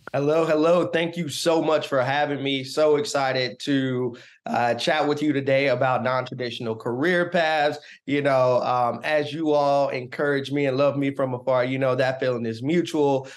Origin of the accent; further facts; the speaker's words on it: Augusta, Georgia, United States; now in Washington, D.C., United States; I live in Washington, D C. I'm originally from Augusta, Georgia